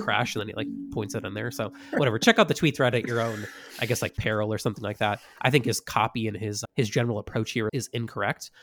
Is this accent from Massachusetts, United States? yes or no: yes; Massachusetts, United States; moved away; where I grew up in Massachusetts